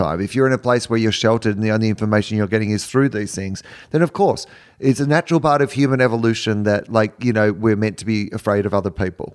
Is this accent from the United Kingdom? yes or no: no; Australia; I'm from Australia where we have terrible internet download speeds